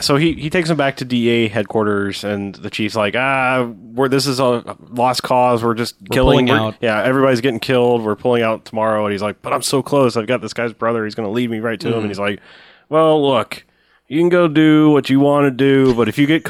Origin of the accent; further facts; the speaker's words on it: New York, United States; born there; I was born in New York, you asshole.